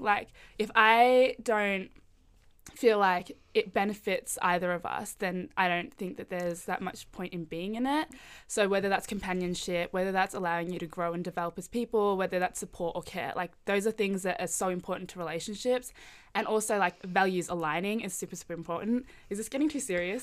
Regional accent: Melbourne, Victoria, Australia; I am Indonesian Chinese, but grew up in Melbourne

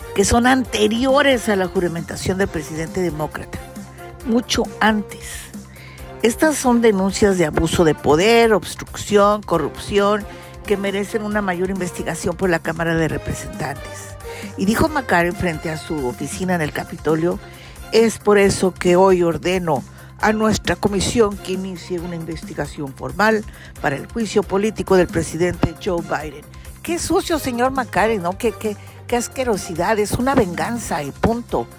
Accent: Mexico; te voy a hablar como mexicana

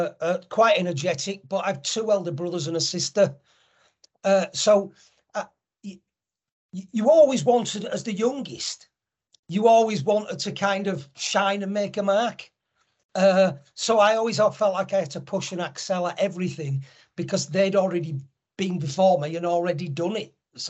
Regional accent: Leeds, Yorkshire and the Humber, United Kingdom; I'm from Leeds

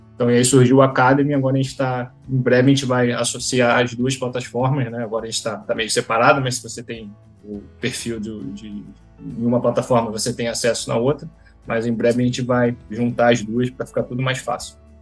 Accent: Rio de Janeiro, Brazil; sou do Rio de Janeiro, uh, fui atleta de remo do, do Flamengo e do Botafogo

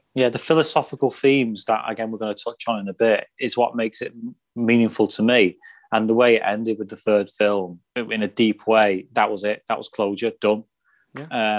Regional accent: Runcorn, North West England, United Kingdom; I'm not technically from Liverpool, I'm from Runcorn, uh, Cheshire

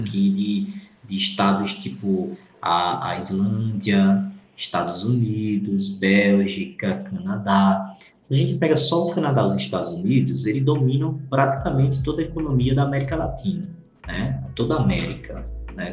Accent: Brazil; a gente é brasileiro

